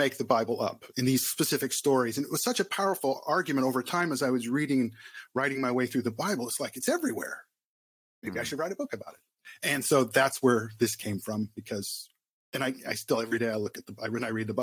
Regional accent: Southern California, United States; moved away as an adult; also born or lived in Arizona / Philadelphia; I was born and raised in Southern California

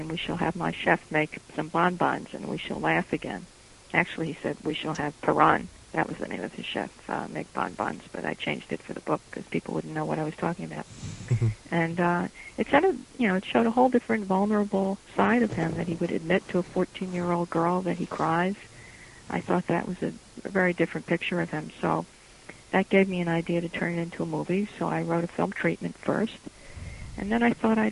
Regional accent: New York City, New York, United States; also born or lived in California; now in Irvington, New York, United States; I was born in Brooklyn Jewish Hospital

